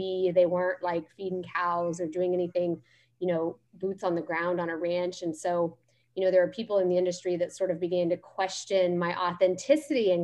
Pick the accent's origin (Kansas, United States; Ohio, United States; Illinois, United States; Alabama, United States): Kansas, United States; I grew up in Kansas on a small cow-calf operation